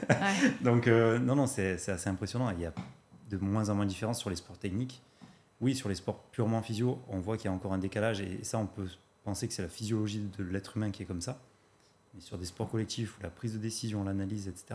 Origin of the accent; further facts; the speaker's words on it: Marseille, Provence-Alpes-Côte d'Azur, France; je viens de Marseille